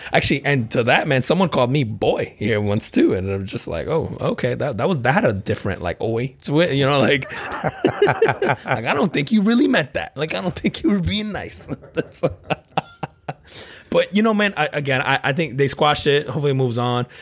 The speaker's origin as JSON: {"language": "English", "region": "New Jersey", "country": "United States", "tie": "born or raised there", "said": "I grew up in, in Jersey playing ball on playgrounds"}